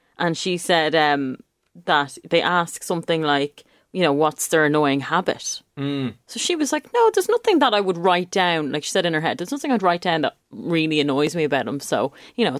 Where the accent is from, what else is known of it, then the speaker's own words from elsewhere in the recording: Ireland; I'm proper Irish